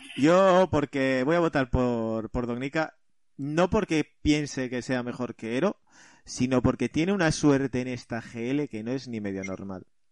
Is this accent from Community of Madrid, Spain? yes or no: no; central Asturias, Spain; vengo de un pequeño pueblo del centro de Asturias, donde me crié